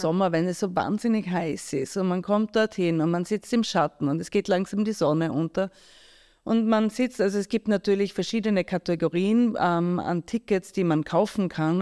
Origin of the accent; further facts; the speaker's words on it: Graz, Styria, Austria; moved away; also born or lived in New York; ich bin in Graz aufgewachsen